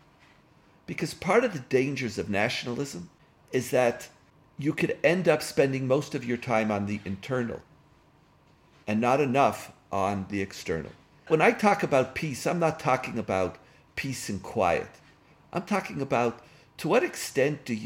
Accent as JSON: {"language": "English", "country": "Israel", "tie": "born or raised there", "said": "I grew up in Israel. I made Aliyah to Israel in 1971."}